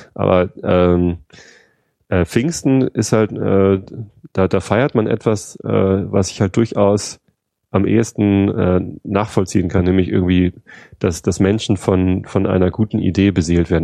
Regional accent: Germany; bei uns in Deutschland

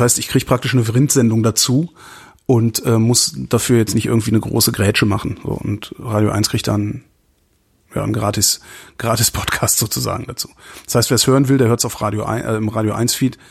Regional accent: Germany; now in Berlin, Germany; I'm German

